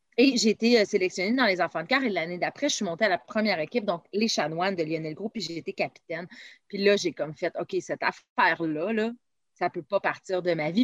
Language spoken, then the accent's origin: French; Saint-Eustache, Quebec, Canada; also born or lived in Val-David, Quebec; je viens de Saint-Eux et euh, j'ai grandi là-bas. mon Dieu, j'y ai vécu jusqu'à l'âge de 20 ans